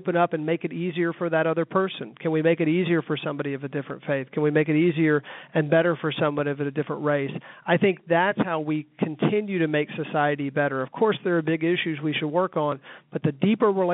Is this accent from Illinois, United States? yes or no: no; Arkansas, United States; moved away as an adult; now in Atlanta, United States; I was born in Arkansas in the early 70s